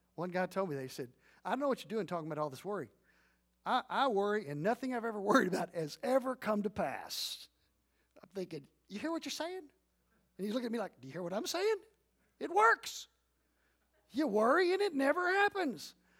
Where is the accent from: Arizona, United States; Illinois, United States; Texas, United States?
Texas, United States; Leon County; I'm growing up in Leon County